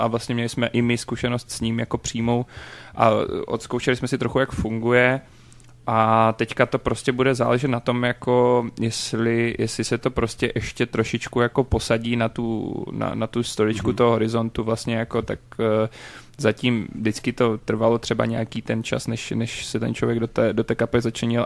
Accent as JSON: {"language": "Czech", "town": "Luhačovice", "region": "Zlín Region", "country": "Czechia", "said": "u nás v Luhačovicích"}